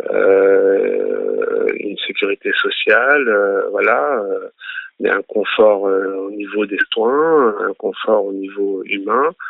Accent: Nice, Provence-Alpes-Côte d'Azur, France; Et tout en grandissant, euh, à Nice, on a des quartiers, euh, comme il peut y en avoir à Marseille ou, à Paris.

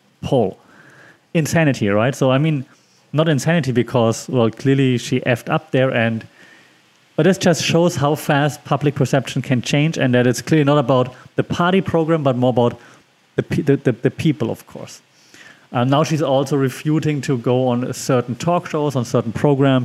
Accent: Germany; because I'm from Germany

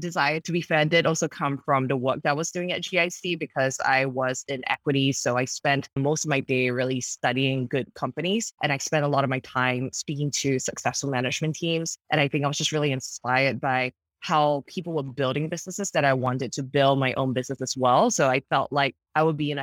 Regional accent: Singapore; moved away as an adult; now in Los Angeles, United States; I grew up in Singapore, traditional Asian parents

